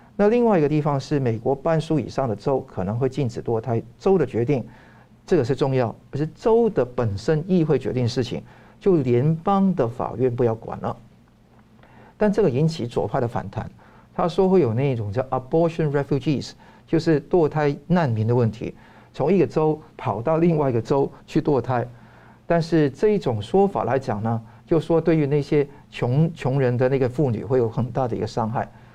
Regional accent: Hong Kong; moved away; 我从香港来

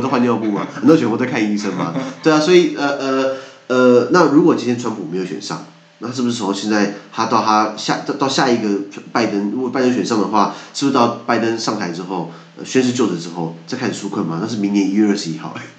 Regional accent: Taiwan; 我们离不开台湾

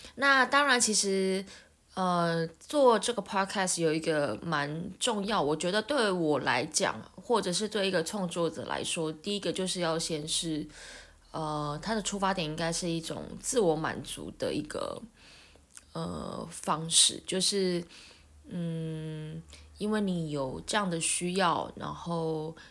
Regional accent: Taiwan; 我们身为台湾人，呃，亚洲人

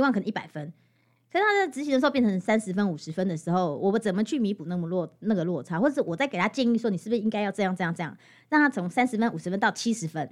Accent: Hualien County, Taiwan; first language Amis; 我大学毕业回来，我其实主语讲得不好

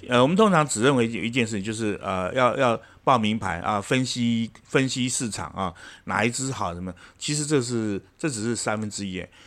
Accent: Taiwan; 我们台湾这边生产，呃，呃，这个，呃，C P U，呃，晶片

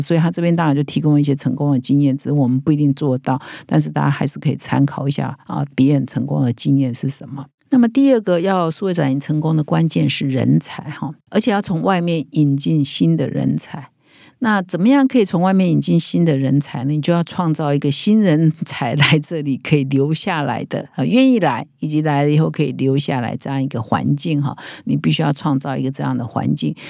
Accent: Taiwan; 我们台湾人最熟悉的

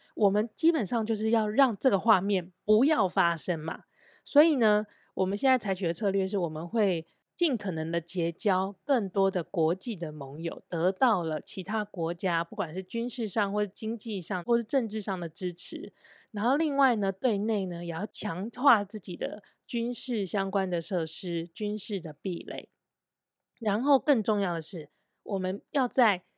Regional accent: Taiwan; also born or lived in China; 因为我是台湾人，然后我的交友圈也是比较多外籍的人，不是本地人

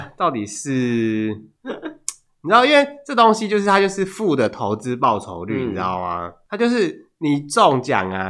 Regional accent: Hualien, Hualien County, Taiwan; 因为我虽然我是花莲人，之前都住花莲

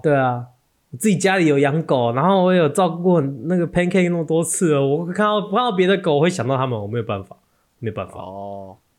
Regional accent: Taiwan; 我们台湾人

